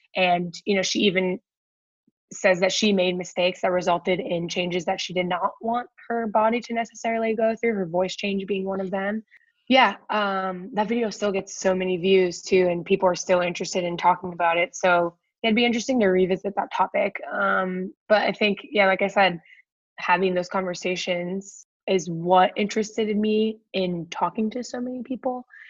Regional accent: Akron, Ohio, United States; moved away; also born or lived in Washington, D.C.; I grew up in Akron, Ohio

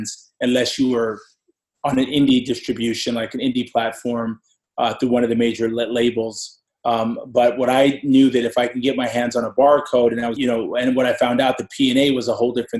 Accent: New York, United States; also born or lived in Haiti; I was born in New York, but went back to Haiti. Went back to Haiti, but came back to New York when I was 3 or 4 years old

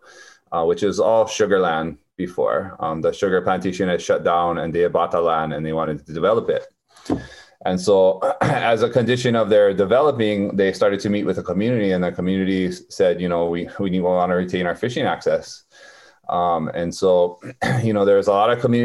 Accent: Waimea, Hawaii, United States; moved away as an adult; now in Pepeekeo, United States; I'm from Waimea, but we moved here and built our house here.

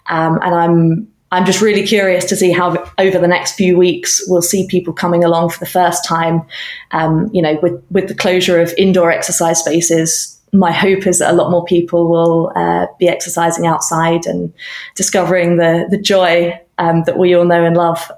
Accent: United Kingdom; now in Canada; So earlier that year, I was relocating from the UK. I probably can tell by now that my accent is not that of a Canadian national.

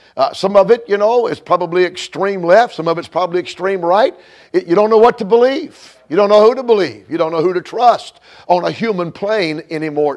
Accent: Georgia, United States; now in Illinois, United States; Georgia's my home state

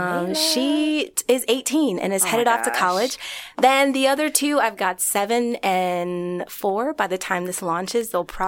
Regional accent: Omaha, Nebraska, United States; I grew up in Omaha, Nebraska.

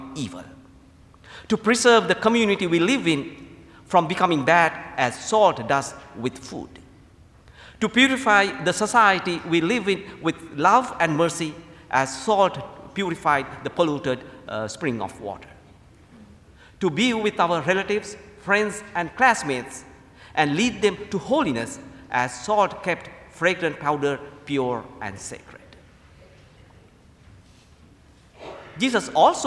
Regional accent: Sri Lanka; moved away as an adult; also born or lived in Indiana, United States / Lexington, Kentucky, United States; now in United States; I'm originally from Sri Lanka. I came to the United States to attend St. Mildred Seminary in Indiana

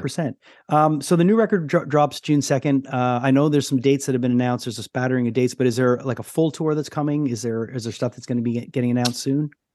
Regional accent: Canada; also born or lived in Montreal; being a Canadian

